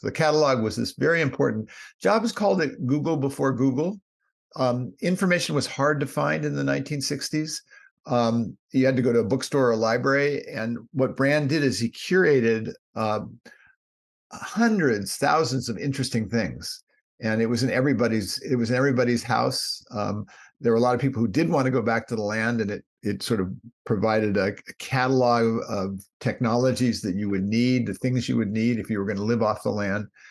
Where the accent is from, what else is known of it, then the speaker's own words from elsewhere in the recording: Palo Alto, California, United States; also born or lived in New York; I was born in Palo Alto, grew up in Palo Alto, California